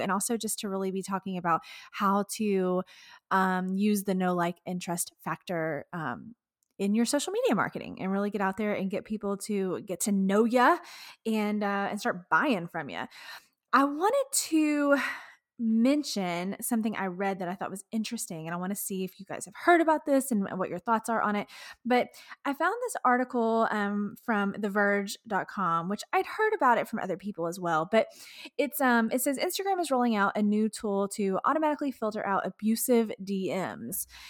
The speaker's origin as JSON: {"language": "English", "region": "Texas", "country": "United States", "said": "being a Texan myself"}